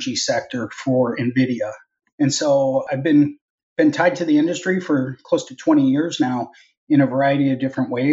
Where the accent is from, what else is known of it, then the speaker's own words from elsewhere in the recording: Minnesota, United States; So I'm originally from Minnesota. I grew up in Minnesota